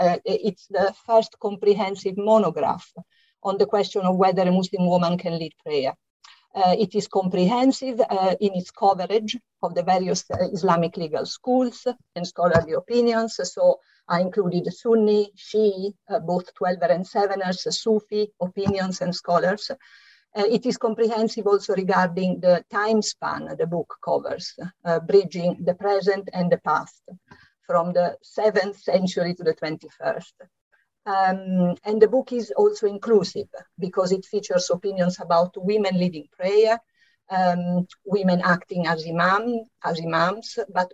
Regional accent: Italy; English is a second language; And as you can hear from my slight accent, I'm Italian, and it is here that I lived through the exciting 1970s with plenty of youth movements

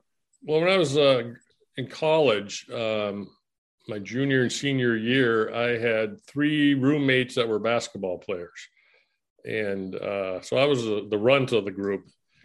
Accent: Bloomington, Minnesota, United States; I was born in Minneapolis, and my dad started a family over in East Bloomington, and, okay. I kind of grew up there in my grade school. Then we moved over to West Bloomington, and which was supposedly a better side of town.

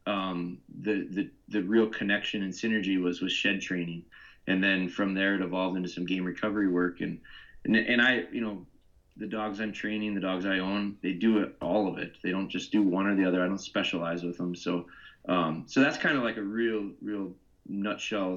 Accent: Pulaski, Wisconsin, United States; I'm from Wisconsin. I'm actually from small town called Pulaski. It's near Green Bay. No one knows what Pulaski is, but everyone knows Green Bay.

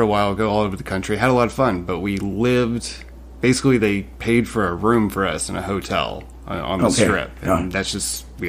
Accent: Panama City, Florida, United States; moved away as an adult; also born or lived in the South; now in Las Vegas, United States; Well, I'm from Panama City, Florida, the Redneck Riviera.

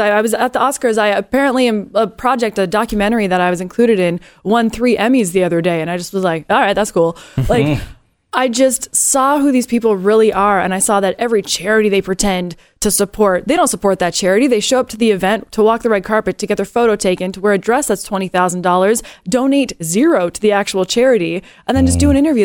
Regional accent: Canada; also born or lived in Los Angeles; now in United States; I am a Canadian that has taken on this country as my own

